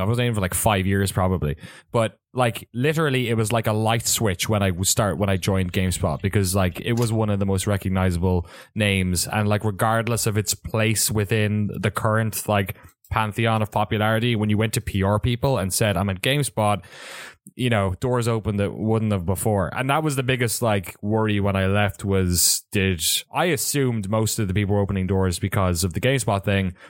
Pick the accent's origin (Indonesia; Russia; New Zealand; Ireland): Ireland; moved away as an adult; also born or lived in San Francisco, United States; now in San Francisco Bay Area, United States; I grew up in Ireland